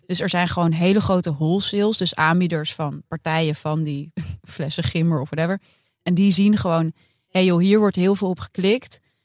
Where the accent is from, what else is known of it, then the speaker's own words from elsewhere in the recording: Amsterdam, North Holland, Netherlands; wij eh, lopen als Amsterdammers